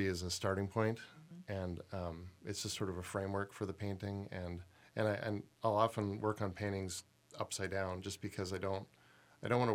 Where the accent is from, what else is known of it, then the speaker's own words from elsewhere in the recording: Toronto, Ontario, Canada; moved away as an adult; now in Minnesota, United States; I grew up in Toronto